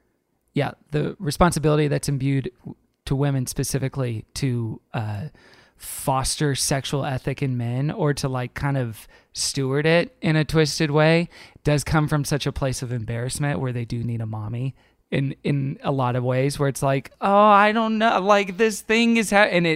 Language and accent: English; Texas, United States; also born or lived in Tulsa, Oklahoma; growing up in Texas